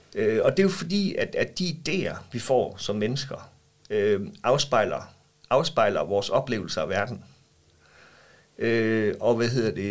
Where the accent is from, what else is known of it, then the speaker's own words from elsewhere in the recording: Vejle, Southern Denmark, Denmark; jeg er opvokset i Vejle, og jeg bor i Vejle i dag